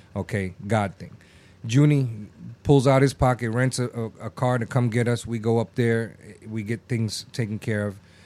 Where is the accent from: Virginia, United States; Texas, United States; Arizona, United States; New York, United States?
New York, United States; New York City; now in Sarasota, United States; Growing up in New York in the Bronx